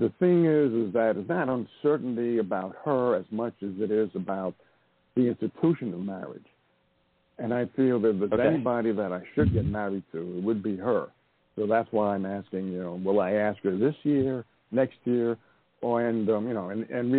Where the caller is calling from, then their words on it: Montana, United States; I'm calling from Montana.